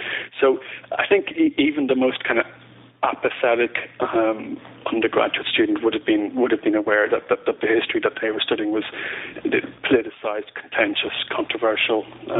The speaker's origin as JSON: {"language": "English", "town": "Bray", "region": "Leinster", "country": "Ireland", "tie": "born or raised there", "also_born_or_lived": "Dublin", "moved": "as an adult", "lives_now": "Belfast, United Kingdom", "said": "I was born in Bray, which is south of Dublin"}